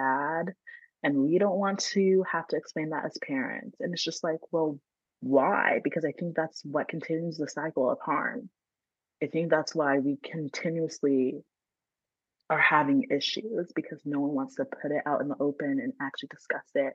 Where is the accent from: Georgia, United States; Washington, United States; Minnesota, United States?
Georgia, United States; Atlanta; now in California, United States; Yeah, I am in California, but I grew up in Georgia, so I'm from Atlanta